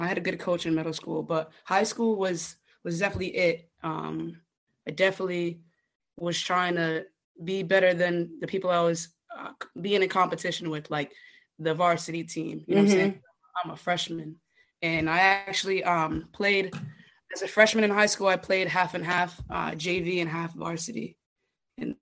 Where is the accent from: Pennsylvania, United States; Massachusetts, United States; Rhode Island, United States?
Massachusetts, United States; New Bedford; I'm from New Bedford, Mass. Yeah, it's just a little way from Boston.